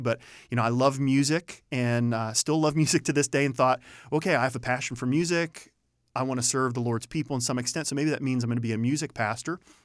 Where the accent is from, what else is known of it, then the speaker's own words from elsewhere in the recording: Youngstown, Ohio, United States; moved away; born and raised in Northeast Ohio, from Youngstown, Ohio